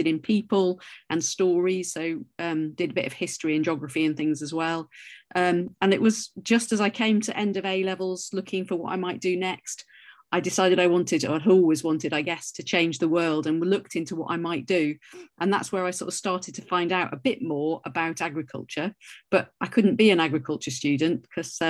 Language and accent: English; North Wales, United Kingdom; I grew up in Wales, in North Wales, where the rain falls sideways